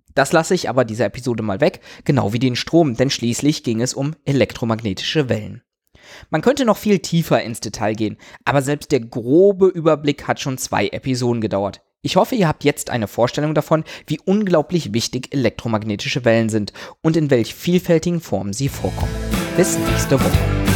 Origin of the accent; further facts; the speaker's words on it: Germany; Bei uns in Deutschland